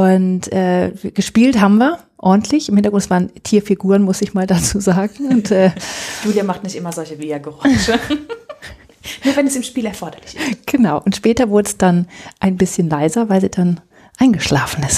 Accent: Germany; ich komme aus der Rheinebene.

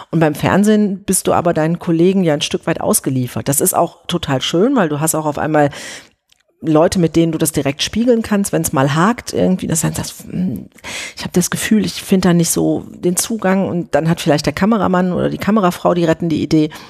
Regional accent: Oberhausen, North Rhine-Westphalia, Germany; ich komme aus Oberhausen, alles, was man von da mit der S-Bahn erreichen kann. Also da habe ich noch in Oberhausen gewohnt.

